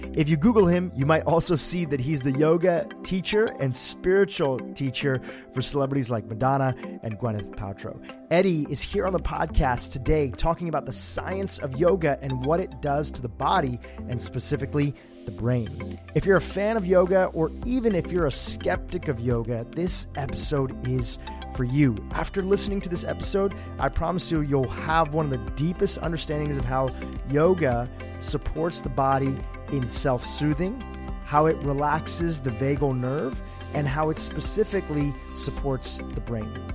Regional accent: United States; born or raised there; also born or lived in Kenya

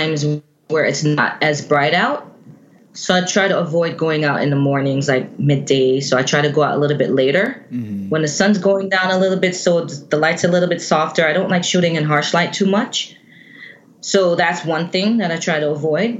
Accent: Jamaica; now in United States; Born and raised in Jamaica.

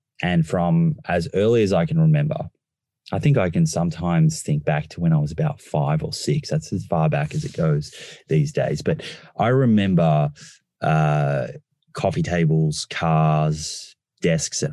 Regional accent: Melbourne, Victoria, Australia; I grew up in Melbourne

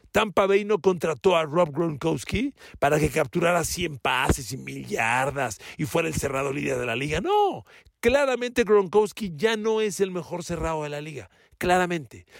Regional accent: Mexico

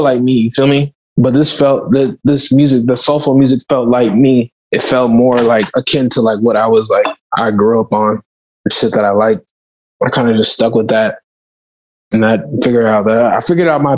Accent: Oakland, California, United States; I'm from Oakland

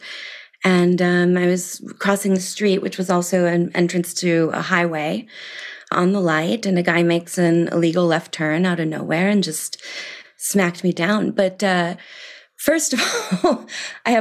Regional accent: Milwaukee, Wisconsin, United States; moved away as an adult; also born or lived in London, United Kingdom; now in Paris, France; I grew up in Milwaukee, Wisconsin

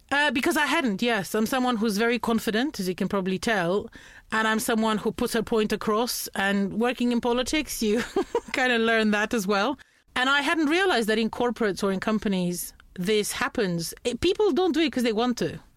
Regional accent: Romania; English is a second language; moved away as an adult; also born or lived in Norfolk, United Kingdom; I'm from Romania, but I, I study law at the moment

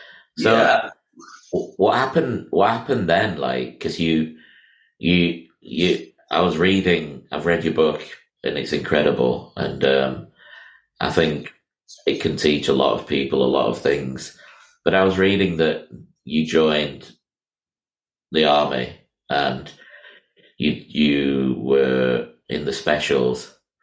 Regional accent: Miami, Florida, United States; I was born in Miami myself

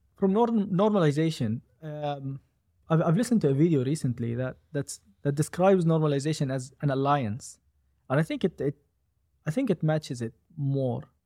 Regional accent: Gaza Strip, Palestine; I'm from Gaza.

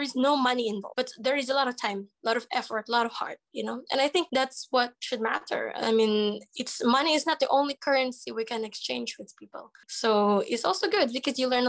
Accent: Agoo, Ilocos Region, Philippines; moved away as an adult; now in Ukraine; I'm a 24-year-old Filipina. My hometown is in Agoo, La Union.

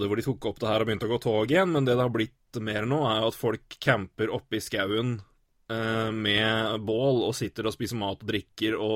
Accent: Elverum, Innlandet, Norway; moved away; Så hjemme i Elverum

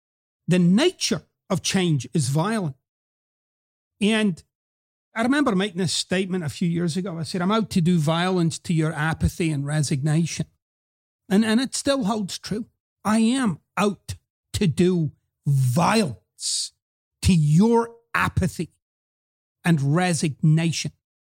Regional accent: Scotland, United Kingdom; I've explained about my accent before. And I'm actually very relaxed about it. I'm at peace with it. One of the things that I notice, because, you know, I go back to quote-unquote home, Scotland, every few years.

